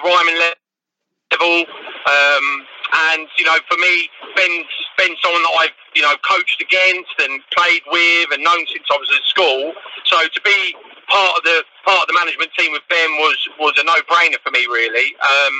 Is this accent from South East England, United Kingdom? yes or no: yes; Canterbury, South East England, United Kingdom; I'm born and bred Canterbury.